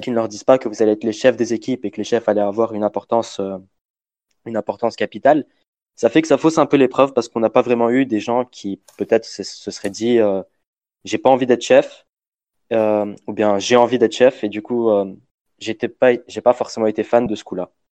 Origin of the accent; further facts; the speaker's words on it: Lebanon; je suis libanais